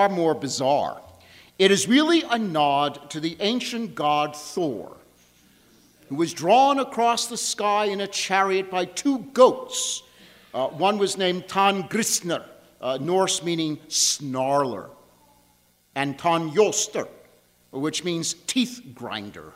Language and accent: English; Long Island, New York, United States; I grew up on Long Island, New York